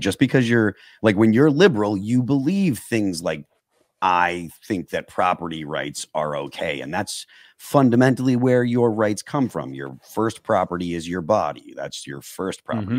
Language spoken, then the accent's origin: English; New England, United States; I'm from New England, you know, so I'm not like what you would consider a Southerner